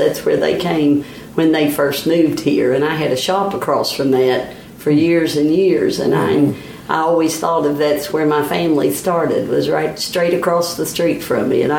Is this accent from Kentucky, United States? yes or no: yes; Wilmore, Kentucky, United States; they moved here in January of 53, and I was born in July of 53.